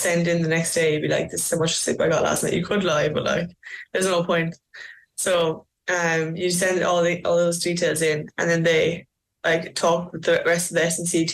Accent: Macroom, Munster, Ireland; moved away as an adult; now in Melbourne, Australia; I actually love Macroom. I love going back to my hometown

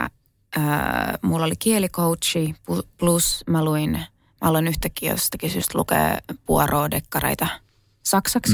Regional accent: Kerava, Uusimaa, Finland; mä oon syntynyt Keravalla. Ja tota, mun ehkä niin kuin lapsuusmaisemat on just Kerava, kerrostalo

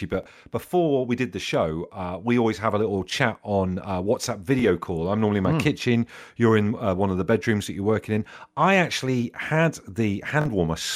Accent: Brixham, South West England, United Kingdom; I grew up down in Brixham and Devon.

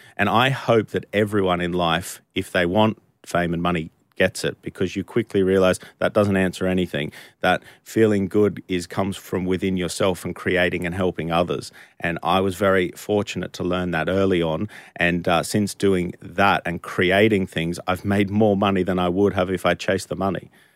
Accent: Australia; moved away as an adult; now in United Kingdom; I'm not from the U K, I'm from Australia

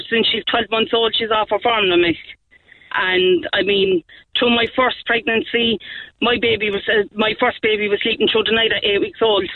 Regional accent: Cork, Munster, Ireland; I'm from the North Side

